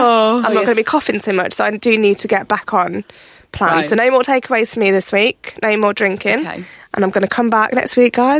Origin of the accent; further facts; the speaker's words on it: United Kingdom; we're British as well